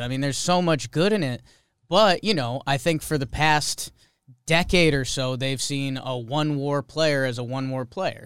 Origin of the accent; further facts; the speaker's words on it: Connecticut, United States; moved away as an adult; also born or lived in Upper East Side, New York; now in New York, United States; I grew up in Connecticut